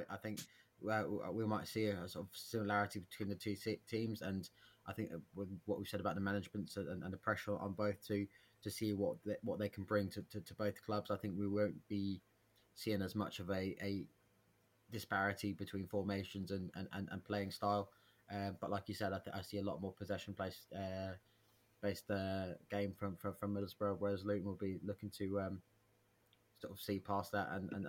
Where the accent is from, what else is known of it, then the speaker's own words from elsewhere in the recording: Ireland; As an Irishman, Stephen Kenny as as Republic of Ireland manager is is horrifically bad.